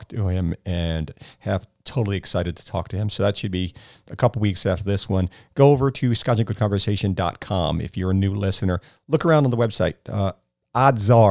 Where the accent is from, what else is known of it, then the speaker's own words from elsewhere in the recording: Florida, United States; also born or lived in New Jersey; I was born in New Jersey, but I've been in Florida most of my life.